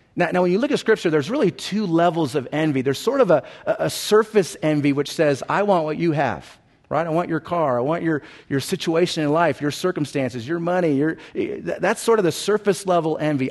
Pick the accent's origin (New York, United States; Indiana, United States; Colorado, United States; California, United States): California, United States; Southern; when I was a young kid growing up in Southern California